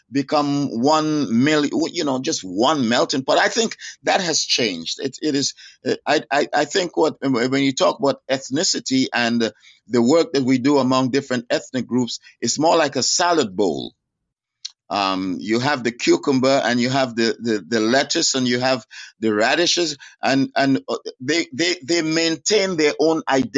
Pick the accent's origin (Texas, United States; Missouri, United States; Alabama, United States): Texas, United States; Dallas; I grew up in Youth for Christ and Dallas